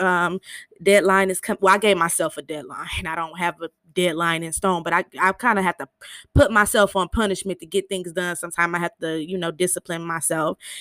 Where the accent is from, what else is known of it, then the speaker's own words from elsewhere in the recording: Michigan, United States; I'm from Michigan